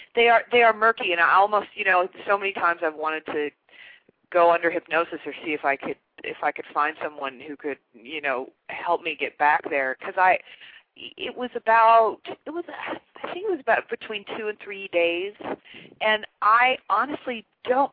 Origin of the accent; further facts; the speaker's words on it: Chicago, Illinois, United States; also born or lived in Kansas; I grew up in Chicago, but there's a real Midwestern flavor to my roots and my upbringing